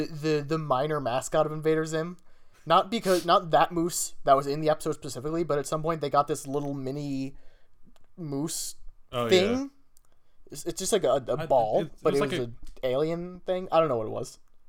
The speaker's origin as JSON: {"language": "English", "country": "Canada", "said": "Because I'm Canadian."}